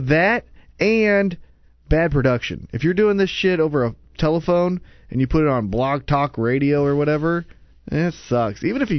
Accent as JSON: {"language": "English", "country": "Canada", "said": "I'm Canadian and I'm fucking got a little dick."}